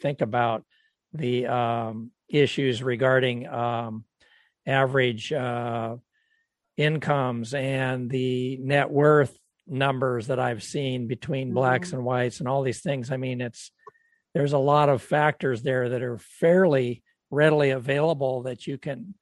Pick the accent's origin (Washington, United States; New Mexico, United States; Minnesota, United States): Washington, United States; Tacoma; I grew up in Tacoma